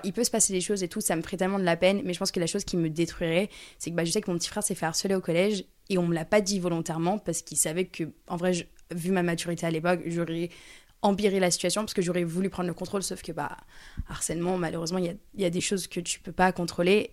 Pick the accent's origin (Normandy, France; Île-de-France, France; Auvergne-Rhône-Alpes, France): Auvergne-Rhône-Alpes, France; near Lyon; je viens à côté de Lyon, donc Lyon, c'est comme si c'était chez moi